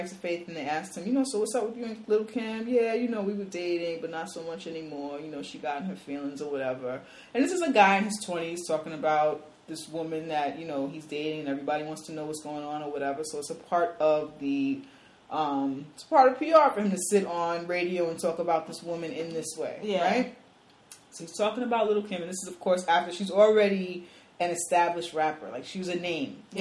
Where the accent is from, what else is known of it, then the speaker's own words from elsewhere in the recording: New York City, New York, United States; We're both from the Bronx